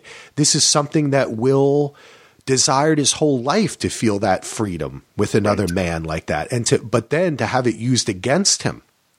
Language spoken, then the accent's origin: English; New Jersey, United States; I grew up in Jersey, so everyone in New York and New Jersey, you'd hear it on the air going to school